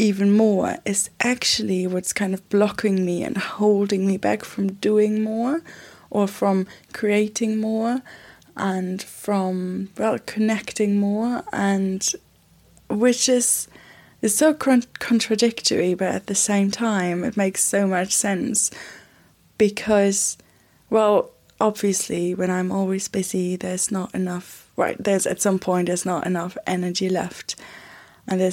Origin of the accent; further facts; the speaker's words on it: Germany; moved away as an adult; now in London, United Kingdom; I live in London. I am from Germany.